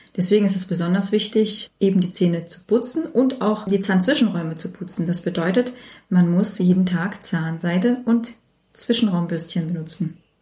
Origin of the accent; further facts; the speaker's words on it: Germany; ich bin hier in Deutschland aufgewachsen, geboren und fühle mich auch sehr deutsch